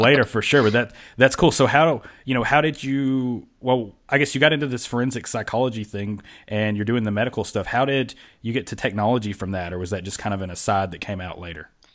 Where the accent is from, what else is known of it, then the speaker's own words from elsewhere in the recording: Kentucky, United States; now in Georgia, United States; I'm from Kentucky